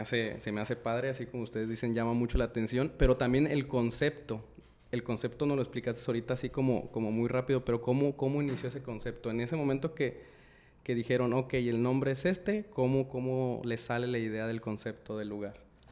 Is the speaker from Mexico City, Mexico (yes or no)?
no; Guadalajara, Jalisco, Mexico; now in Monterrey, Mexico; yo soy de Guadalajara, no soy de aquí de Monterrey